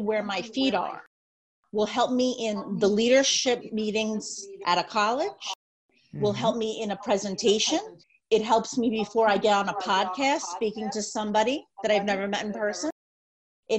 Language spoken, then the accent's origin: English; Long Island, New York, United States; also born or lived in Pennsylvania; I'm from Long Island.